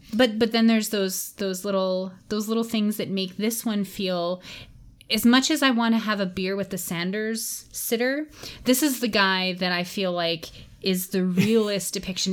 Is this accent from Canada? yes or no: yes; Canada; as a Canadian